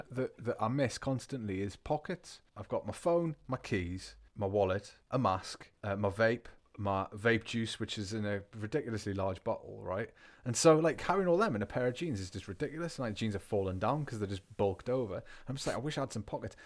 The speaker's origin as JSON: {"language": "English", "region": "England", "country": "United Kingdom", "also_born_or_lived": "Bavaria, Germany", "first_language": "English", "moved": "yes", "lives_now": "Germany", "said": "I am English. In fact, I think it's the northern genetics that does it for me."}